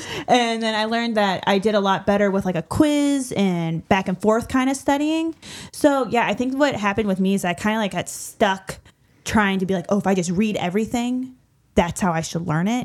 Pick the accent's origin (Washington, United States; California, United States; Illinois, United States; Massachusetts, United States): Illinois, United States; small town outside Saint Louis, Illinois side, United States; I am from a small town right outside of Saint Louis on the Illinois side